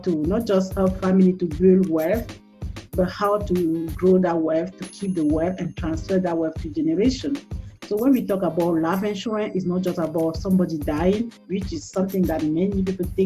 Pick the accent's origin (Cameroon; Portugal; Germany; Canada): Cameroon; English is a second language; moved away as an adult; also born or lived in Washington, D.C., United States / Maryland, United States; now in Texas, United States; originally from Cameroon, which is the French-speaking part, so you can hear my accent